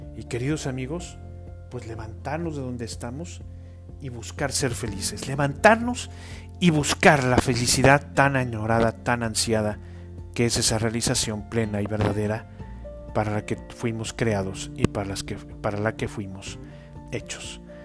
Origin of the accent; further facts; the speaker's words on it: Mexico; los que somos mexicanos